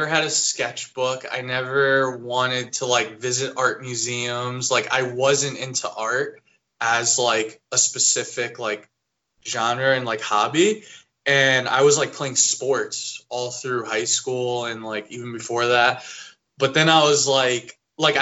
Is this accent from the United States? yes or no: yes; New Jersey, United States; moved away as an adult; also born or lived in Boston; I'm from New Jersey, and then I went to Art Institute of Boston